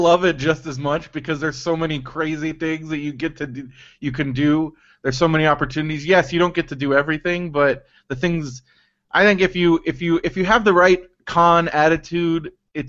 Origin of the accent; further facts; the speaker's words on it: San Diego, California, United States; I grew up in San Diego